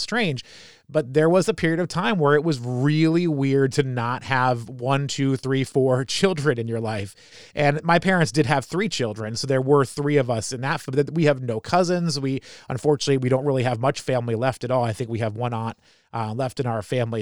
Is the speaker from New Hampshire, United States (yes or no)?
yes; New Hampshire, United States; I grew up in New Hampshire